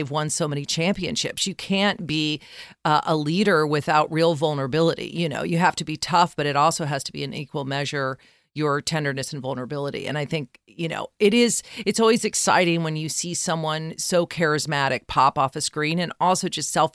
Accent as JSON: {"language": "English", "region": "Colorado", "country": "United States", "said": "my home state of Colorado"}